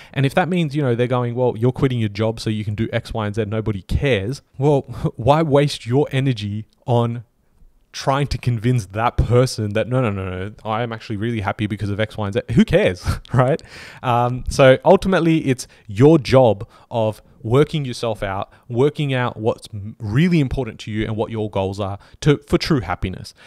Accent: Australia; we're Australian

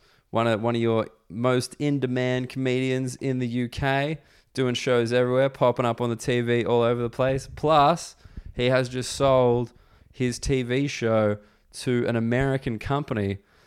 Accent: Canada; as a Canadian, I was very intimidated to have to ski alongside him.

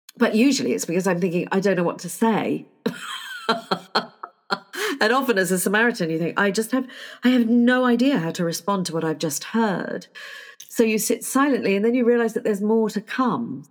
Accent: United Kingdom; I am terribly British

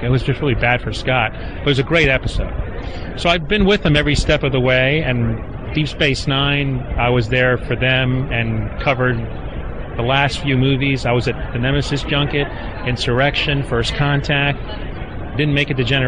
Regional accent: Cuba; now in United States; I'm a Cuban refugee

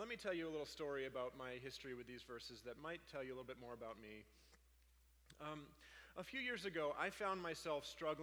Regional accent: Maine, United States; I come from Maine, I don't actually say pasta

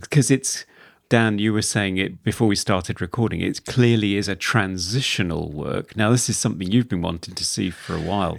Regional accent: United Kingdom; We're British.

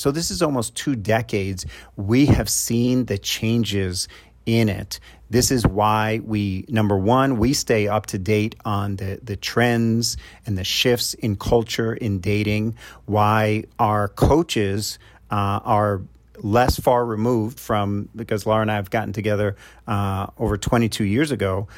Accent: New York, United States; I'm from New York, so I call 'em knuckleheads

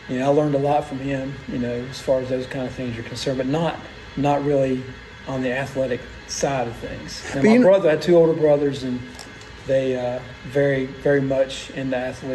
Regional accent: Huntington, West Virginia, United States; Well, kind of all over the place, but for the most part, Huntington, West Virginia. Went to Marshall University and then came down here in the late 80s

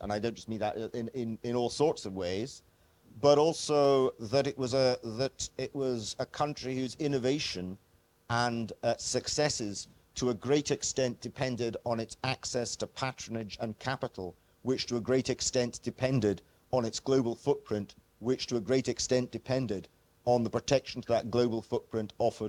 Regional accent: Scotland, United Kingdom; born or raised there

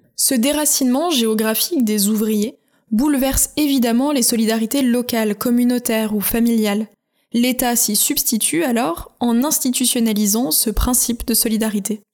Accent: France; chez nous, en France

